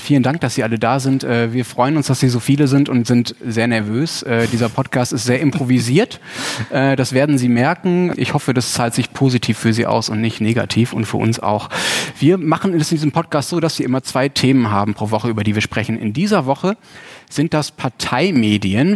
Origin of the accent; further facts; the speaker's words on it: Dortmund, North Rhine-Westphalia, Germany; now in Hamburg, Germany; meiner eigenen Heimatstadt mitgebracht, nicht Heimatland, äh, nämlich aus Dortmund.